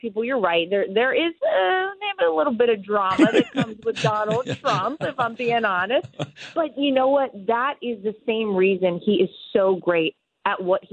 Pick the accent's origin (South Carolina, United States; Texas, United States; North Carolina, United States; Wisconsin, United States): North Carolina, United States; Wilmington; I'm from Wilmington, North Carolina, Wrightsville Beach specifically